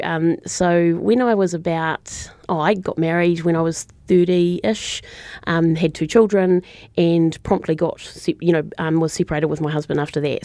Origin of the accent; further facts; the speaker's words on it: Christchurch, Canterbury, New Zealand; moved away as an adult; I'm a Christchurch girl, born and bred. Um, so I didn't leave Christchurch actually until I was in my late twenties